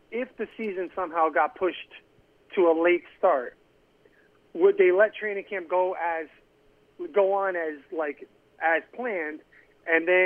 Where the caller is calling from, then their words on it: Connecticut, United States; in Connecticut.